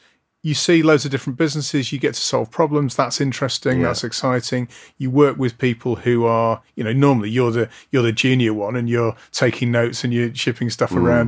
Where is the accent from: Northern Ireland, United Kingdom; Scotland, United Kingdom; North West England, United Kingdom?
North West England, United Kingdom; Blackpool; moved away; Well, it was, I grew up in Blackpool.